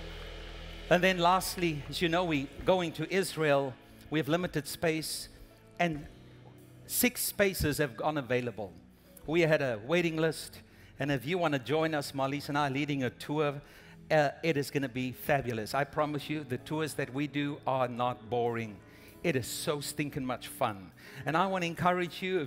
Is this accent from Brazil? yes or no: no; South Africa; moved away as an adult; now in United States; we're originally from South Africa, and we planted a church back home